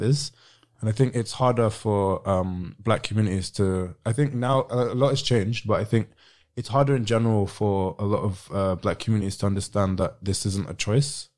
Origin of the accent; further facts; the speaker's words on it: Sierra Leone; I'm from Sierra Leone, which isn't far from Ghana